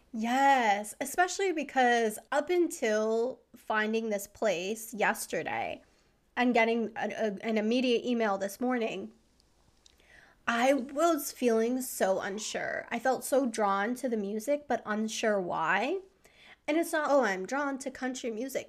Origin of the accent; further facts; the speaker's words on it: East Coast, United States; also born or lived in Savannah, Georgia; now in Southern California, United States; I grew up on the East Coast.